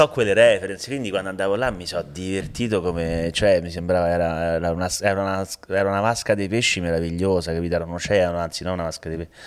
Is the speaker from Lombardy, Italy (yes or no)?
no; Rome, Lazio, Italy; io sono di Mantova, io sono di Roma